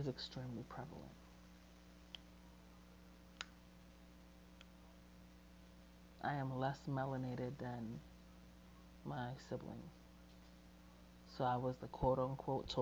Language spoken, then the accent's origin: English; United States; I was born in America and I was raised by a Puerto Rican woman